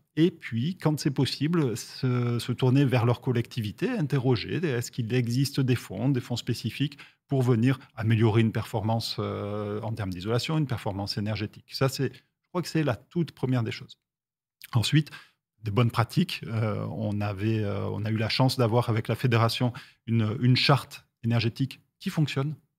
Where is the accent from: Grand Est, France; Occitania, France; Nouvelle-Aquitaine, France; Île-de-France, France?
Occitania, France; Toulouse; je suis toulousain